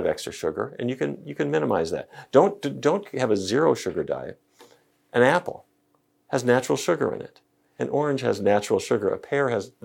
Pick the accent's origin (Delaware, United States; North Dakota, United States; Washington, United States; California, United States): North Dakota, United States; I grew up in North Dakota.